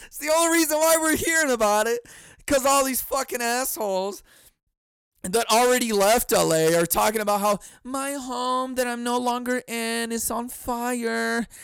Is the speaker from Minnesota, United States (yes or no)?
no; California, United States; moved away; I was from California